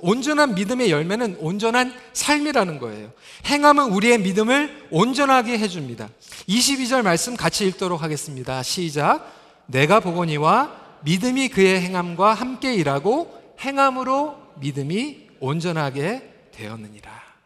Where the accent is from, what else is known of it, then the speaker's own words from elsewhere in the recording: Toronto, Ontario, Canada; 제가 이제 중고등부 때 캐나다에서 자라면서 저희 집이 이제 그 스카보로 쪽에 있었습니다.